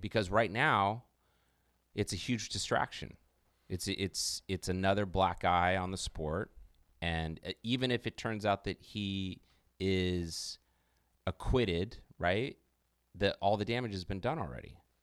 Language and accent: English; United States; as an American